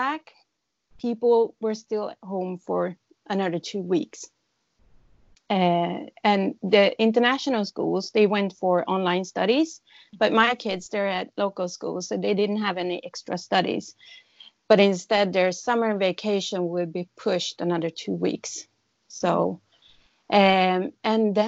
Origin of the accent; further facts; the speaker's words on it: Sweden; moved away as an adult; now in Taipei, Taiwan; I come from Sweden, and I've been living here for 13 and a half years.